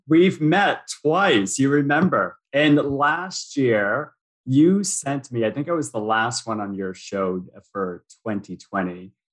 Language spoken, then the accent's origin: English; United States; moved away as an adult; now in Toronto, Canada; I'm American, but I live in Toronto.